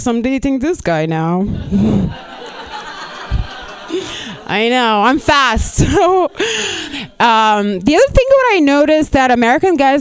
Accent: Lithuania; English is a second language; moved away as an adult; now in Los Angeles, United States; I'm not even Russian. I'm actually from Lithuania.

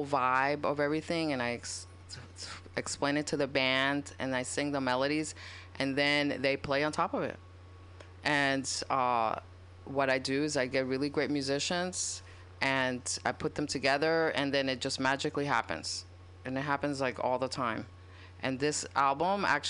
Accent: New York City, New York, United States; I was growing up in Washington Heights in New York

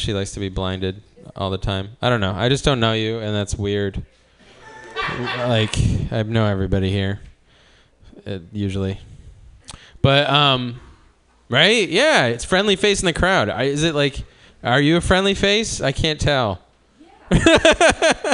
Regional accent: Cleveland, Ohio, United States; now in Oakland, United States; I'm from Cleveland

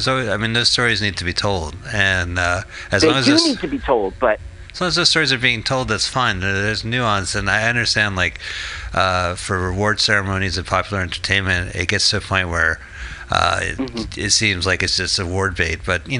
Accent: Montclair, New Jersey, United States

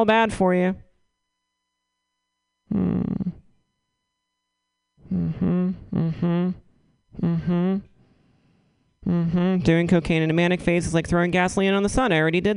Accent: Northeastern North Carolina, United States; now in San Francisco, United States; growing up in Northeastern North Carolina.

